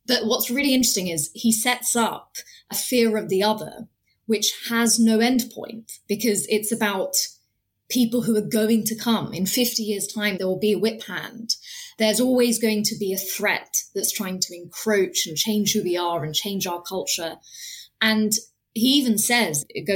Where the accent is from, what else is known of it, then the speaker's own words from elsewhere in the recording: United Kingdom; I was born in this country, my parents weren't, but I was born in this country, I'm a British citizen, but there's never been a time I can remember living here and growing up here